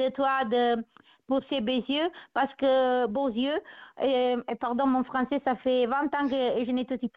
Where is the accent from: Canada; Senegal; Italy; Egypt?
Italy; French is a second language; also born or lived in Brittany; now in Germany; je suis italienne